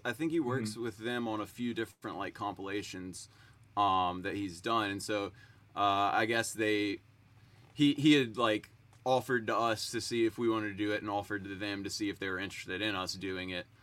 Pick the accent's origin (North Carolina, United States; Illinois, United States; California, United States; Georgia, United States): North Carolina, United States; Greensboro; I grew up seeing them in Greensboro